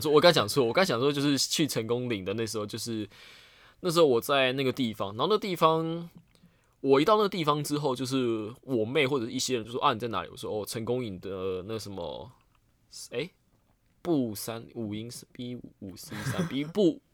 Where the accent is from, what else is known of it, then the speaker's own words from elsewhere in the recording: Penghu County, Taiwan; 我老家在澎湖啊